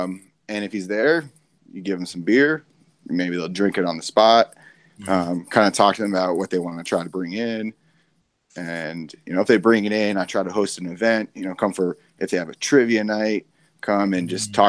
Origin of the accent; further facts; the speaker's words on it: Arizona, United States; I'm born and raised in Arizona.